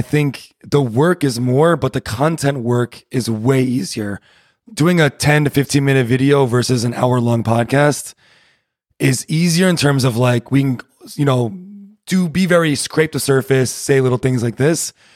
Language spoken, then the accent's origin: English; Rhode Island, United States; moved away as an adult; now in Berlin, Germany; I'm from Rhode Island